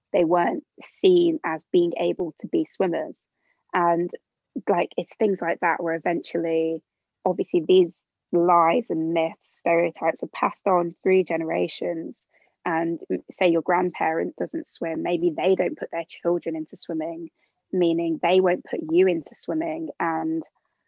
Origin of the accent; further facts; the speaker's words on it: Birmingham, West Midlands, United Kingdom; I'm from Birmingham originally, so like a really diverse area. Like at school was never like the only non-white person in the class